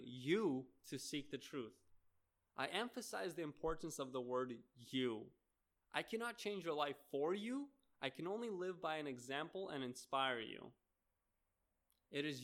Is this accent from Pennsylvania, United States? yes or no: no; Seattle, Washington, United States; moved away; I grew up in the Seattle area